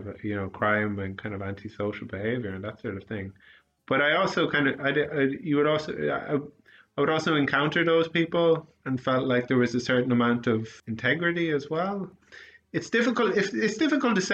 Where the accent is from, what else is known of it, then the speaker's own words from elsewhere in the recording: Sligo, Connacht, Ireland; also born or lived in United Kingdom; growing up in Sligo